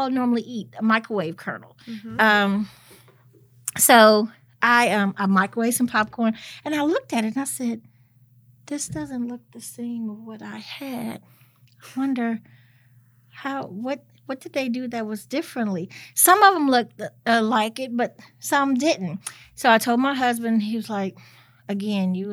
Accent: Memphis, Tennessee, United States; also born or lived in Chicago, Illinois; I was born in Chicago, but at the best of both worlds because, yeah, my parents were not together. And my dad lives in Chicago. My mom lives here. So I would always go to Chicago for Christmas and summers and spend the rest, majority of the time here in Memphis

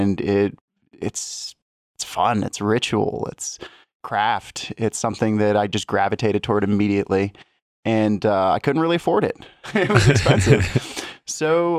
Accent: Miami, Florida, United States; also born or lived in Arizona / Oregon / Colorado; I'm from Miami, Florida, and have moved all over the place. Good bit of time in Arizona, Oregon, Colorado.

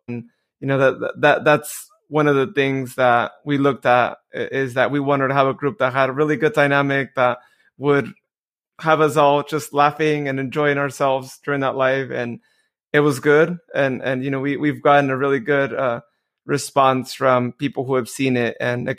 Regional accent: Modesto, California, United States; I know Joe was actually involved in the Modesto Nuts here locally

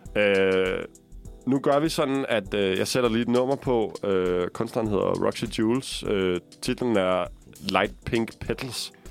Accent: Copenhagen, Capital Region of Denmark, Denmark; som københavner

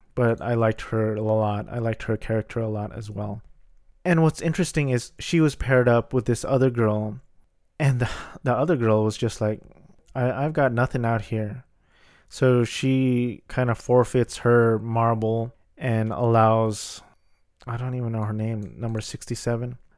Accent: Philippines; I'm Filipino.

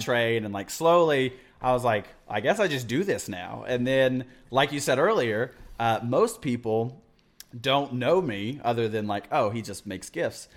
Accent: Midland, Texas, United States; also born or lived in Pampa, Texas / Amarillo, Texas; now in Austin, United States; Midland in three, 'cause that's where I went to, uh, grade school and middle school

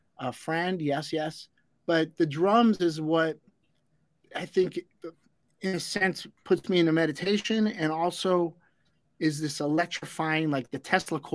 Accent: Los Angeles, California, United States; growing up in Los Angeles

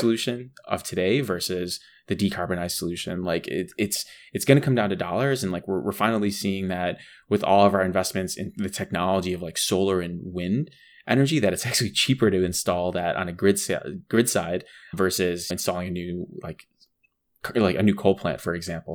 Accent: Appalachia, United States; growing up in Appalachian, like, a coal region

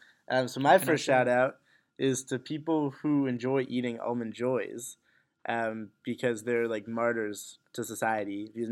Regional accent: Boston, Massachusetts, United States; I'm from Boston.

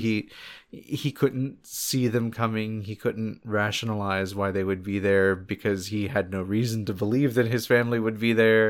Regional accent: Palm Bay, Florida, United States; for a good portion of the time that I was growing up, we lived in that town also. So, like, we're from Palm Bay, Florida

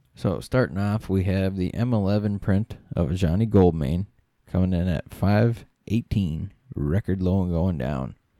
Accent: Midwest, United States; We're from the Midwest. We can't pronounce stuff very well.

